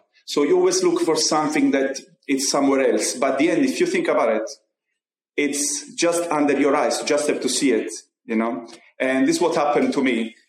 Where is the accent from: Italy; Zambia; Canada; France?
Italy